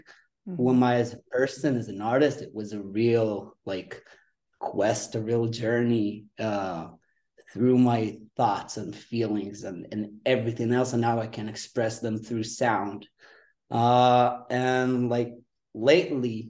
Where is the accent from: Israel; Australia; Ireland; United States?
Israel; Right now I'm in Israel. Uh-huh. I'm from Israel